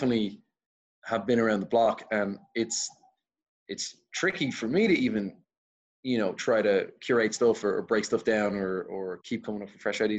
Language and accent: English; Dublin, Leinster, Ireland; I'm from Dublin.